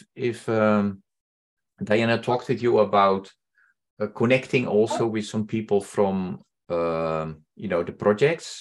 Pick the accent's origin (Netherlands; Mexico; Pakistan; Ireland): Netherlands; moved away; also born or lived in Indonesia; I'm originally from the Netherlands